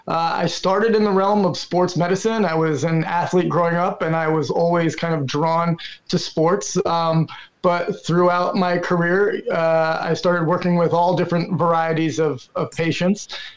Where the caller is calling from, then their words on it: Brooklyn, New York, United States; Brooklyn, New York.